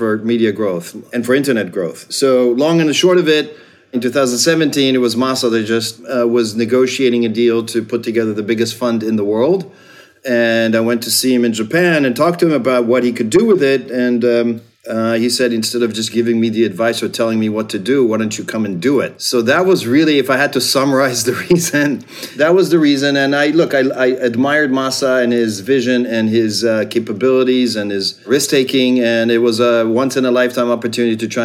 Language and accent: English; Israel; moved away as an adult; now in United States; I grew up in Israel and moved to the States to get a scholarship